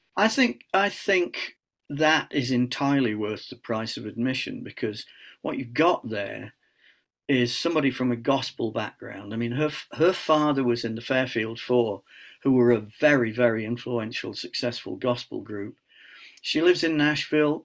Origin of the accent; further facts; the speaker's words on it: Scunthorpe, Yorkshire and the Humber, United Kingdom; I'm from Scunthorpe